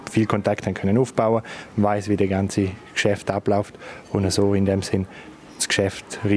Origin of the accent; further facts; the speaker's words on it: Chur, Graubünden, Switzerland; Chur ist meine Heimat, mein Leben. Ich bin da daheim, ich bin da verwurzelt und mein Herz habe ich schon lange da verloren.